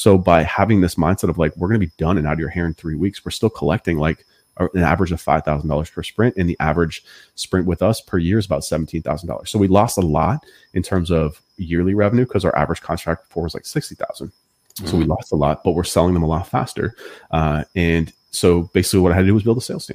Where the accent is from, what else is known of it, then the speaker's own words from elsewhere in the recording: Massachusetts, United States; I'm from Massachusetts